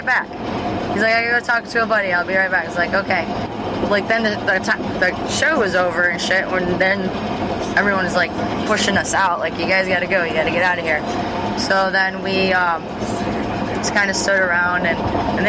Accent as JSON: {"language": "English", "town": "Grand Rapids", "region": "Michigan", "country": "United States", "said": "me and Susie are from Grand Rapids"}